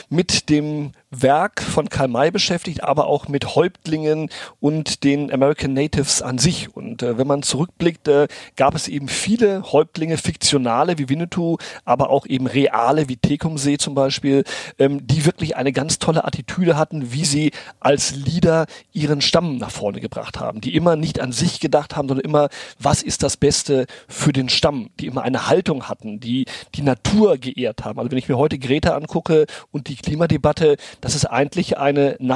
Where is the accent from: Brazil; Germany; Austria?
Brazil; Sicherheit von meinen Eltern mit nicht nur in die Wiege, sondern auch ins Spielzimmer nach Brasilien, wo ich aufgewachsen bin, äh, gelegt ähm, bekommen.